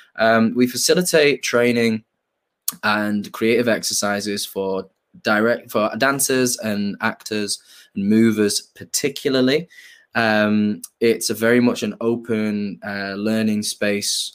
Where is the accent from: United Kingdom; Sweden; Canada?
United Kingdom; Manchester, North West England; I'm from, I'm from Hume Moss side